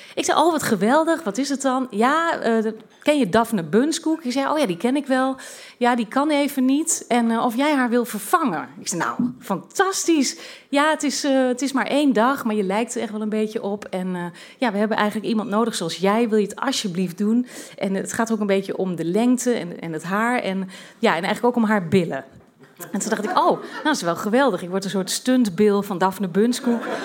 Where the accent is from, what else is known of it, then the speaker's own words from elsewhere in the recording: Twente, Overijssel, Netherlands; moved away as an adult; also born or lived in London / Brussels; ik kom uit Twente